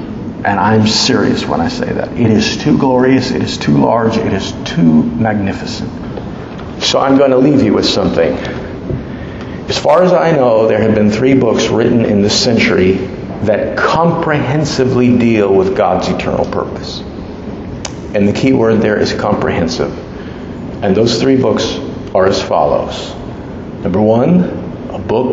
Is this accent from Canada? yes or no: no; United States